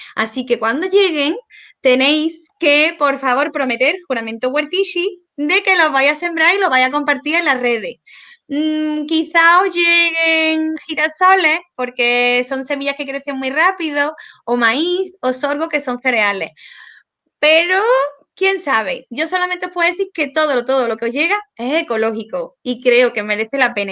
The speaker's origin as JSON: {"language": "Spanish", "town": "Córdoba", "region": "Andalusia", "country": "Spain", "said": "yo soy cordobesa, hablo mucho y muy rápido"}